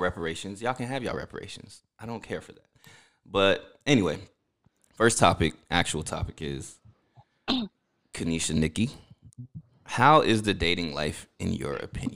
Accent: New Jersey, United States; I was born in New Jersey. My culture is Haitian

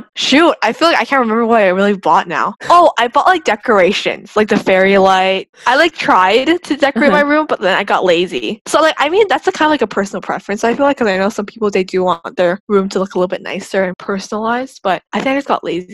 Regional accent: Bay Area, California, United States; moved away as an adult; now in Davis, United States; I'm from the Bay Area. It doesn't get as cold as Davis gets

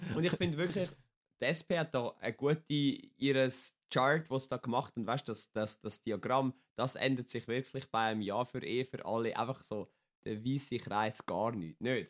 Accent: Wetzikon, Zurich, Switzerland; Ich bin 27 in Wetzigen geboren

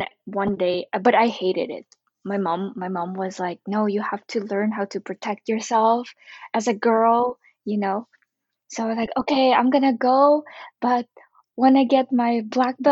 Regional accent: Ukraine; I grew up in Ukraine, and I was surrounded by lots of European people, and usually I was the only Asian in my class growing up.

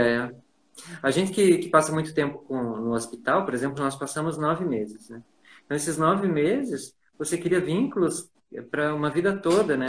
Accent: Ijuí, Rio Grande do Sul, Brazil; Eu sou do Sul

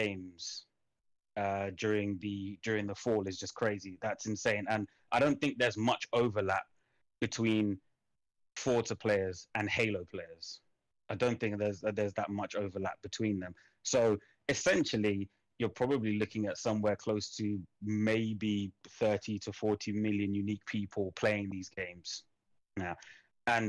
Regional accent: United Kingdom; I'm British

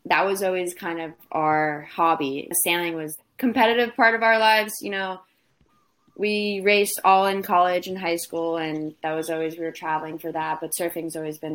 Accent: Fort Lauderdale, Florida, United States; moved away as an adult; also born or lived in Charleston, South Carolina; now in Rhode Island, United States; we grew up in Florida, down in Fort Lauderdale, South Florida, and always split our time kind of between there and Rhode Island

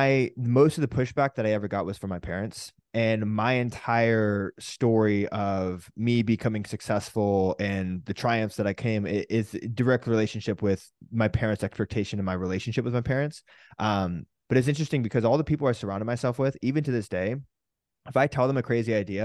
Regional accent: California, United States; we grew up in California in this kind of a little bit more of a countryside of California where people would have fields.

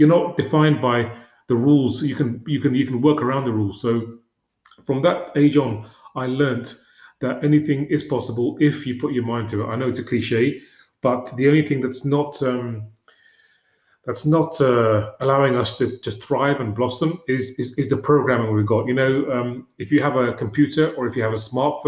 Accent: London, United Kingdom; I grew up in West London in a one-room

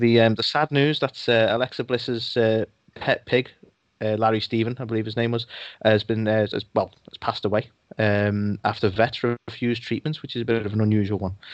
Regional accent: United Kingdom; I'm British

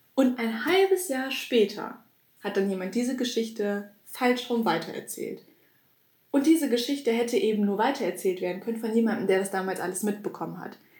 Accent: Germany; für uns als Deutsche

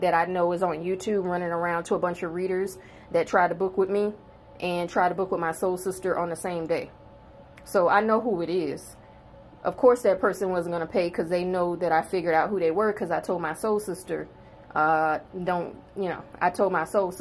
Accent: South Carolina, United States; I'm born and bred in South Carolina

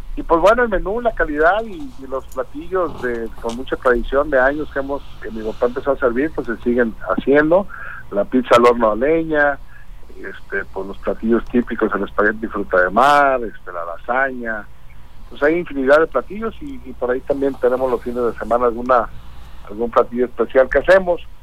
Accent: Colima, Mexico; yo soy de Colima, Colima, con mamá Colimota

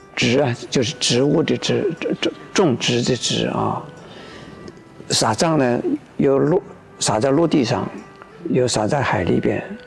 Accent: Taiwan; 我们这个中国人或者是我们台湾人的一种习俗

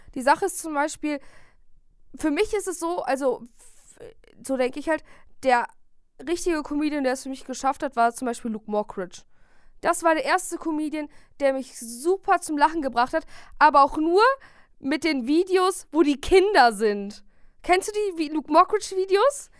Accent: Bielefeld, North Rhine-Westphalia, Germany; wir kommen ja beide aus Bielefeld

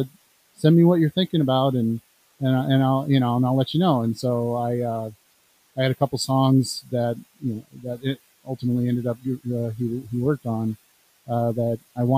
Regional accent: California, United States; also born or lived in Illinois; now in Rock Island, United States; I live in Illinois, but I was born in California

